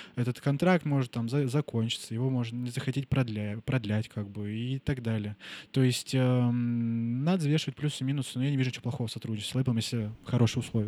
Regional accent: Nizhnevartovsk, Khanty-Mansi Autonomous Okrug, Russia; moved away as an adult; я вернулся к себе в родной город, Нижневартовск, Сибирь

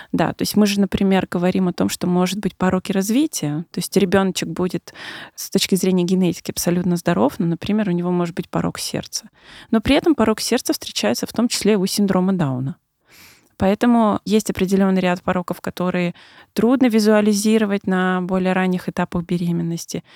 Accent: Siberia, Russia; moved away as an adult; now in Moscow, Russia; человек, который недавно переехал в Москву, я сама из Сибири

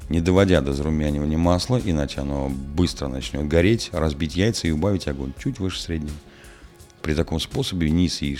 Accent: Balashov, Saratov Oblast, Russia; В моем родном городе Балашове всякий раз, когда я возвращался из гостей, бабушка неизменно задавала мне один и тот же вопрос.

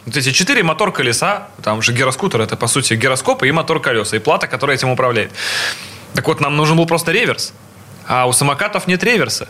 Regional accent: Saint Petersburg, Russia; касательно Питера всё-таки, мой родной город

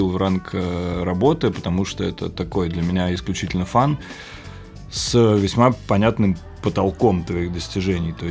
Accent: Moscow, Russia; 30 лет, родился и вырос в Москве.

